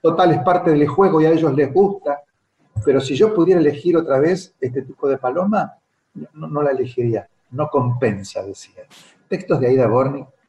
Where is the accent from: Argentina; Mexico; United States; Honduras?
Argentina